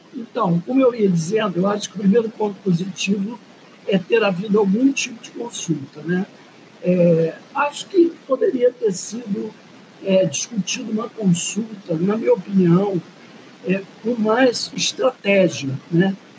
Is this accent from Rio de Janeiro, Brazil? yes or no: yes; Rio de Janeiro, Brazil; eu sou branca, classe média, nascido e criado na Zona Sul do Rio de Janeiro.